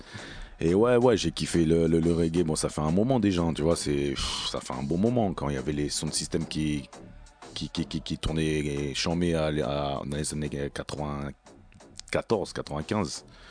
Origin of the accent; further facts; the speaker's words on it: Martinique; je viens de la Martinique